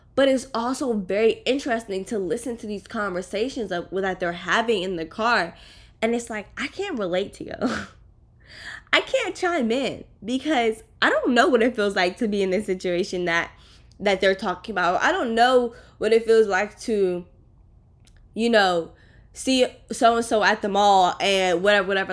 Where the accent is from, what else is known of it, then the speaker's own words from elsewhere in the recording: East Coast, United States; moved away as an adult; now in Miami, United States; I lived on the East Coast